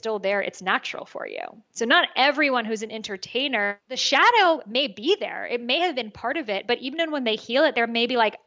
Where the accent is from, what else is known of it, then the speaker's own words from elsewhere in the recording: United States; I was born in America. I'm the first person born here.